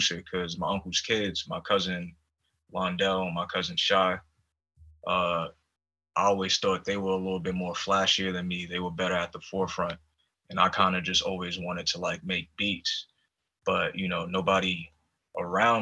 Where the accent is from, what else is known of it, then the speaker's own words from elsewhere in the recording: New York City, New York, United States; also born or lived in Poconos, Pennsylvania; now in Seattle, United States; I grew up in East Harlem